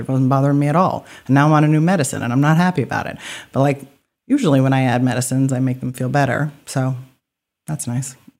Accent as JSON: {"language": "English", "town": "Alfred", "region": "Maine", "country": "United States", "tie": "born or raised there", "also_born_or_lived": "Portland, Maine", "said": "I was born in Alfred, so I lived there and left for training and then came back."}